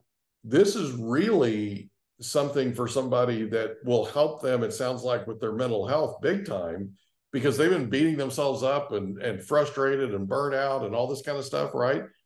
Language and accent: English; Oklahoma, United States; I grew up in Oklahoma and it was farming